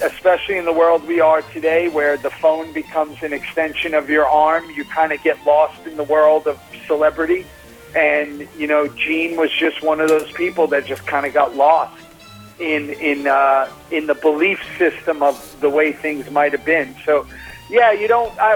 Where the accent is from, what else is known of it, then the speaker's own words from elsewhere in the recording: New York City, New York, United States; now in Austin, United States; growing up in Staten Island in the 80s